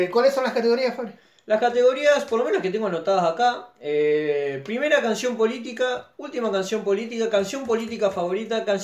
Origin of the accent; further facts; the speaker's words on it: Argentina; Digamos, de todo lo que uno critica siendo argentino, de lo que es el, el estándar social, digamos.